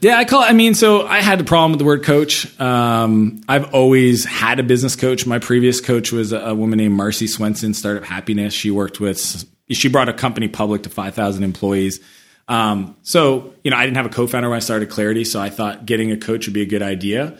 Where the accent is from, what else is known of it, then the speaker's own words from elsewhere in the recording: Canada; moved away as an adult; also born or lived in San Francisco; I'm Canadian